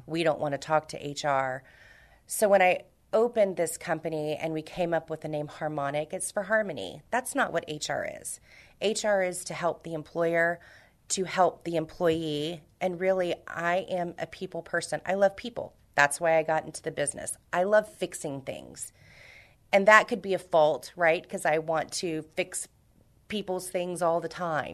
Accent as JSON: {"language": "English", "town": "Houston", "region": "Texas", "country": "United States", "tie": "born or raised there", "also_born_or_lived": "Miami", "moved": "as an adult", "lives_now": "San Antonio, United States", "said": "I'm from Houston originally. Uh, I was raised in Houston, born in Miami, Cuban blood"}